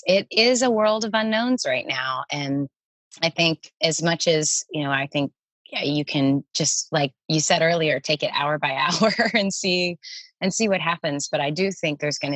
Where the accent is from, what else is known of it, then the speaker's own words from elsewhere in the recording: Tennessee, United States; moved away as an adult; also born or lived in New York; I'm on the mountain where I grew up in Tennessee at my parents' house sitting outside.